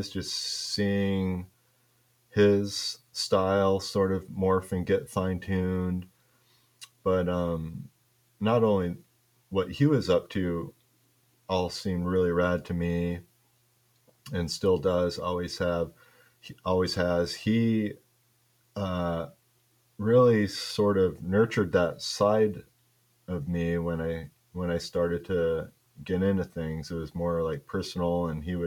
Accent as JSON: {"language": "English", "town": "Kalamazoo", "region": "Michigan", "country": "United States", "tie": "born or raised there", "accent": "Michigan", "said": "growing up in Michigan"}